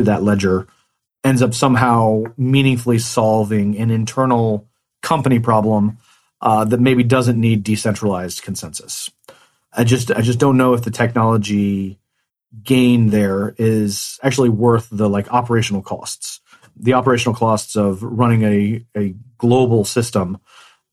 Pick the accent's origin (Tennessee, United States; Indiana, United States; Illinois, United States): Indiana, United States; Economy; moved away; I grew up in a town of 168 people. And so a very, very small town called Economy, mm-hmm. Indiana